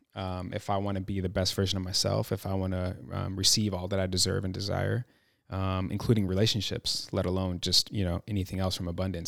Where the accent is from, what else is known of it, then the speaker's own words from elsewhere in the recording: Chicago, Illinois, United States; moved away as an adult; now in Los Angeles, United States; I'm from Chicago, born and raised, proud Chicagoan